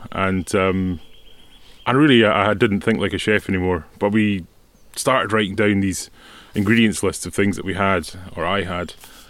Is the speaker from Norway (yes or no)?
yes; Norway; English is a second language; It really reminds me of growing up in Norway.